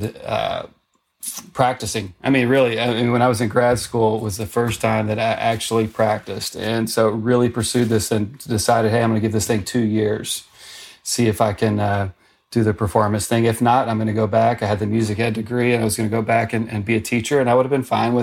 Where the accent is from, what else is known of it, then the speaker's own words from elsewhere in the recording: Arkansas, United States; moved away as an adult; to go to my home state university. And so, you know, I had a good teacher there, a guy named Bob Bright, but went to the University of Arkansas